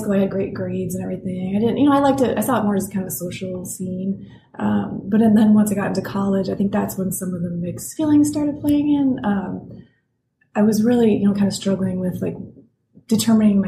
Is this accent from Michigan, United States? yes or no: yes; Frankenmuth, Michigan, United States; now in Portland, United States; I grew up in a very small tourist town called Frankenmuth in Michigan